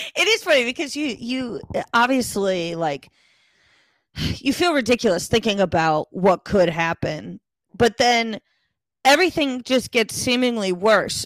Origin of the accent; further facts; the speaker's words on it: Connecticut, United States; moved away as an adult; also born or lived in Texas; in Connecticut, we don't use those